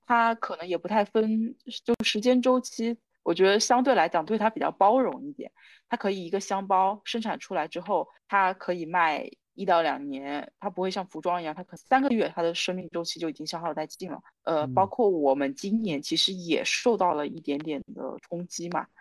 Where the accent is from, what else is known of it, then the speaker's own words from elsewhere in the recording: Wenzhou, Zhejiang, China; moved away as an adult; also born or lived in Hangzhou; now in Shanghai, China; 我是温州人